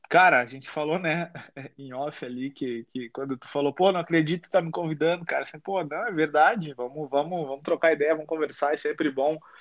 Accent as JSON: {"language": "Portuguese", "town": "Uruguaiana", "region": "Rio Grande do Sul", "country": "Brazil", "said": "Eu sou, eu sou do sul, sou do interior do Rio Grande do Sul, a minha cidade lá é uruguaiana"}